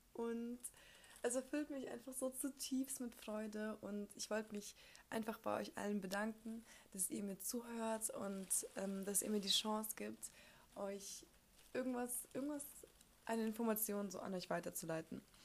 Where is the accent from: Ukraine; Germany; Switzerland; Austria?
Ukraine; moved away; Ich komme ja aus der Ukraine